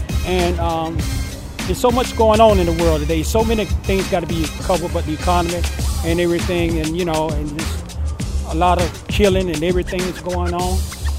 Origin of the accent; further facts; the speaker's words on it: Wilson, North Carolina, United States; I'm from North Carolina.